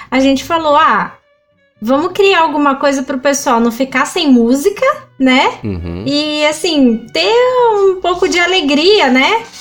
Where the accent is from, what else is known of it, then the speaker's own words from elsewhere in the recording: Limeira, São Paulo, Brazil; quando eu era criança, aqui no, em Limeira tem um projeto pela prefeitura que é uma escola livre de música